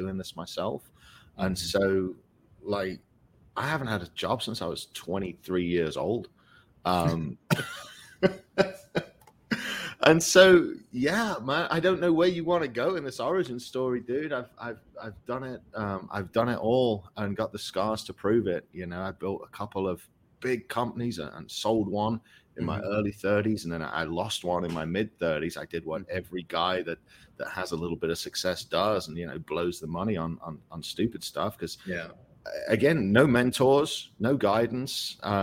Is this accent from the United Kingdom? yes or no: yes; England, United Kingdom; moved away as an adult; now in United States; I came here at 19. I was a professional drummer, and I was on a dream of being on tour and being this professional musician and touring in America. And, you know, for kids growing up in England